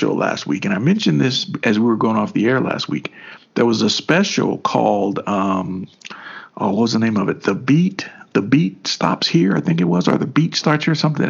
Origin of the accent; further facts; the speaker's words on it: Kentucky, United States; even in Kentucky, man, we were grooving